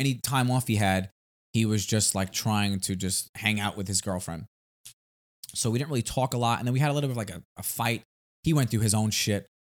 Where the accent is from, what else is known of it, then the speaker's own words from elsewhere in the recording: New York City, New York, United States; we're from Staten Island